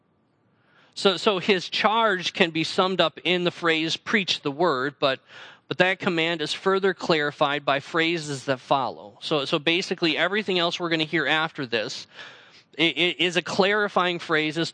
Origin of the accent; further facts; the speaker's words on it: North Central Wisconsin, United States; moved away as an adult; also born or lived in Central Illinois / Allen Park, Michigan; I grew up in North Central Wisconsin